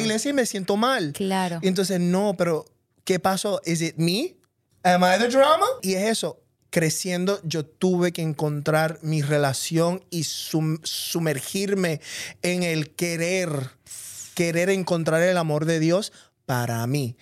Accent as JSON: {"language": "Spanish", "country": "Puerto Rico", "tie": "born or raised there", "said": "yo me crié en Puerto Rico, donde todos somos puertorriqueños"}